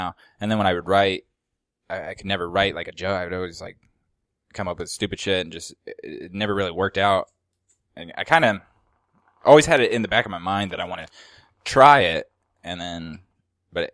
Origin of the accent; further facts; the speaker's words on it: southern Indiana, United States; moved away as an adult; now in Huntington Beach, United States; I'm from Indiana, actually, originally